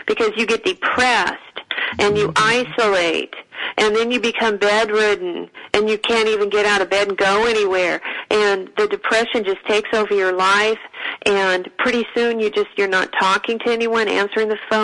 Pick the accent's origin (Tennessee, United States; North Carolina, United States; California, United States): California, United States; Northern; I come from Northern California